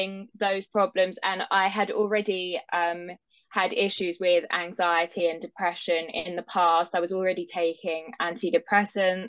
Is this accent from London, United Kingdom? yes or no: yes; London, United Kingdom; I'm from London in the UK.